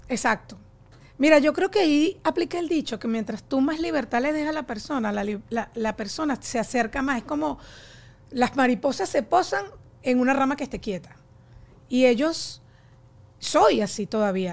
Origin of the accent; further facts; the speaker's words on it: Barquisimeto, Lara, Venezuela; nosotros somos de Barquisimeto